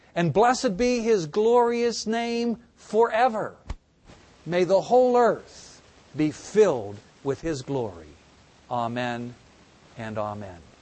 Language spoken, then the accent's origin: English; United States; As American Christians